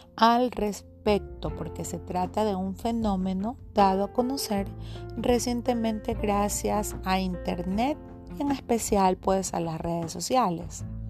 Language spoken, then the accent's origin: Spanish; Guayaquil, Guayas, Ecuador; soy de Guayaquil, Ecuador